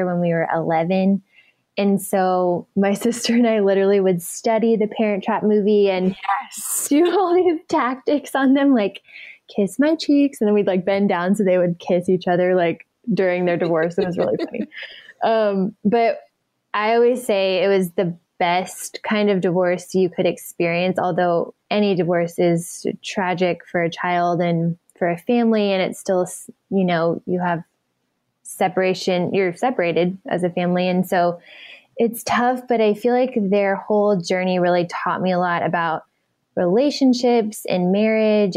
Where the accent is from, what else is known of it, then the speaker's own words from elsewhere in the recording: Dallas, Texas, United States; now in California, United States; I was raised in Dallas.